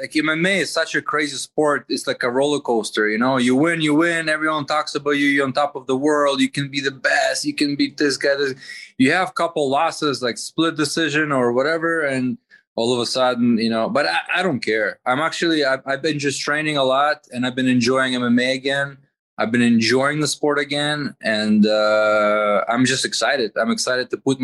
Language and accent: English; Toronto, Ontario, Canada; also born or lived in Riga, Latvia; I was born in Latvia, in Riga City, but I lived most of my life in Canada, in Toronto.